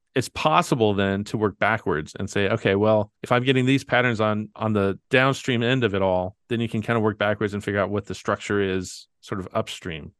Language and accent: English; Kentucky, United States; I'm from Kentucky